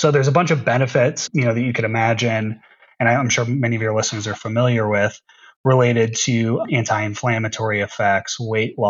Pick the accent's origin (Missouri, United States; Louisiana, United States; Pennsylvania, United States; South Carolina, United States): Missouri, United States; St. Louis; my hometown of St. Louis, Missouri